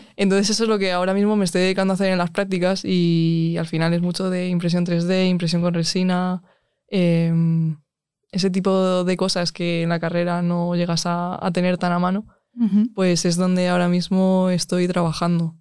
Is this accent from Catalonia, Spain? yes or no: no; Alcalá de Henares, Community of Madrid, Spain; soy de Alcalá de Henares